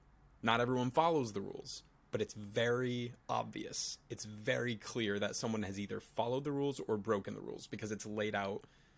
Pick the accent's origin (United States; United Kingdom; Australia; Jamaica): United States; Connecticut; now in New York, United States; We are both from Connecticut.